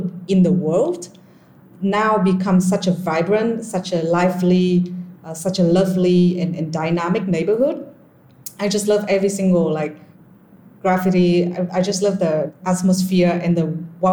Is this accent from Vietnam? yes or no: yes; Vietnam; moved away as an adult; also born or lived in Philadelphia, United States; moving back to my home country, Vietnam